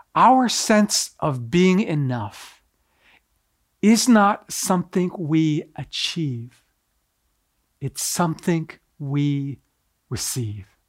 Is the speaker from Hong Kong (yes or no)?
no; Canada; also born or lived in Tokyo, Japan; I was raised primarily here in Canada, but I was actually born in Tokyo, Japan.